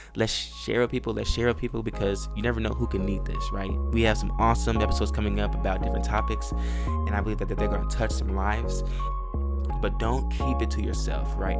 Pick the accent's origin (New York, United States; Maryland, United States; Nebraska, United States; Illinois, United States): Illinois, United States; Chicago; also born or lived in Houston, Texas / Baytown, Texas; now in Texas, United States; I grew up in Chicago. Um, I was born in Chicago, and I lived there for a little while, and then, um, we moved to Texas